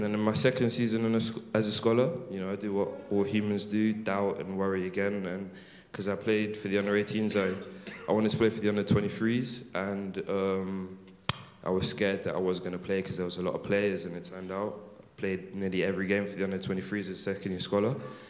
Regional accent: Alton, South East England, United Kingdom; also born or lived in London; when we moved from London to Alton

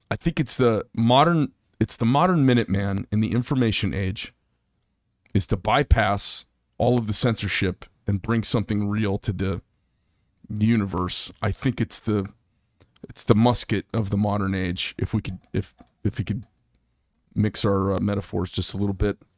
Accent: Bay Area, California, United States; moved away as an adult; also born or lived in Gilroy, California / Florida; Grew up in the Bay Area. I was born in Gilroy, garlic capital

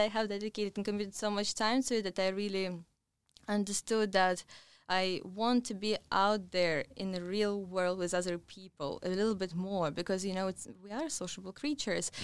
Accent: Russia; moved away as an adult; now in London, United Kingdom; originally I come from Russia

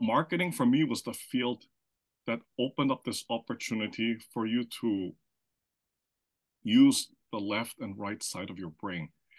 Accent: Philippines; first language German; English is a second language; also born or lived in Austria; I was born in Austria, and I grew up in the Philippines, which is in Southeast Asia. But I grew up there speaking German at home.

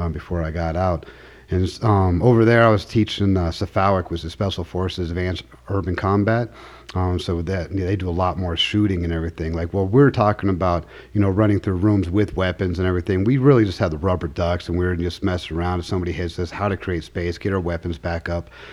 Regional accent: Tucson, Arizona, United States; moved away as an adult; now in Colorado Springs, United States; I'm from uh, Tucson, Arizona. I was born there, um, was raised there until I was 20 years old before I joined the Army

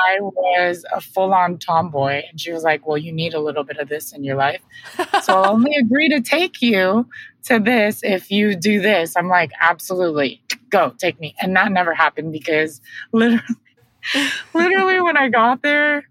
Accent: Riverside, California, United States; I grew up in Riverside, California

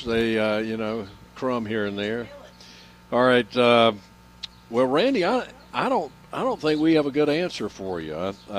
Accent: Nashville, North Carolina, United States; my hometown of Nashville, North Carolina

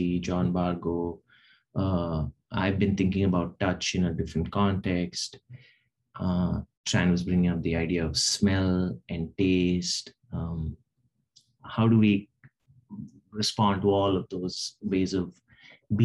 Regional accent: Hyderabad, Telangana, India; moved away; Hyderabad, which is where I grew up in India

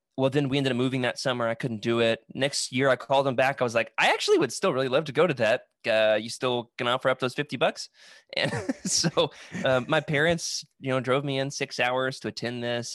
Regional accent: Russellville, Arkansas, United States; I'm originally from Russellville, Arkansas

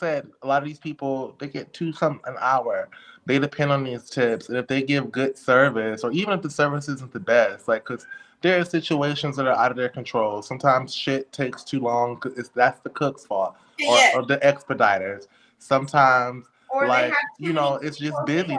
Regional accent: Louisiana, United States; I'm from Louisiana and I'm black

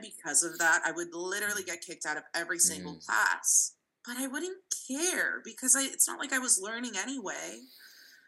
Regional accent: San Francisco, California, United States; born or raised there; first language Russian; English is a second language

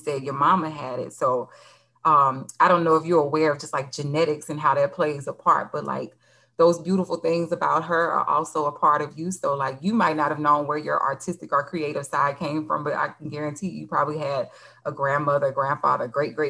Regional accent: Louisiana, United States; moved away as an adult; also born or lived in Los Angeles; I'm from Louisiana

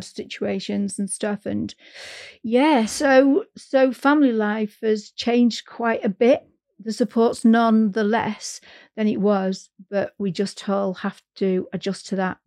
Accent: Manchester, North West England, United Kingdom; moved away as an adult; now in North East England, United Kingdom; I'm from Manchester, and um, I'm up in the northeast now, uh, and I moved up here for work

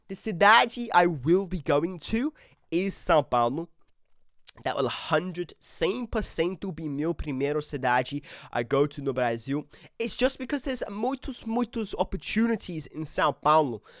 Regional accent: England, United Kingdom; I'm British, but I'm English.

